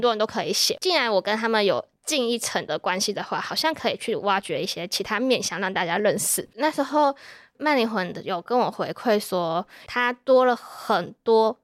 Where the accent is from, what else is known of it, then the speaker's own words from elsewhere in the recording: Taipei, Taiwan; moved away as an adult; now in Chiayi, Taiwan; 我们其实从小就是搬到就搬到台北